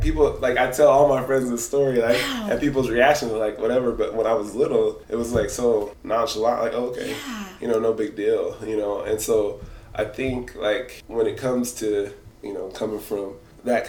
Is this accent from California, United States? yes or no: yes; Los Angeles, California, United States; moved away as an adult; also born or lived in Culver City, California / Orange County, California; now in Pocatello, United States; I was born in Culver City, California. And I lived, like half of my childhood, I lived in the Watts area. So Watts, Compton, that kind of area. And after my dad got a decent job, he moved us out to Orange County.